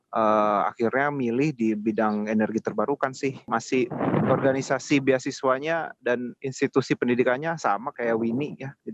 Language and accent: Indonesian; Jakarta, Indonesia; aku dulu um, lahir dan besar di Jakarta, kemudian SD, SMP, SMA di Jakarta sih.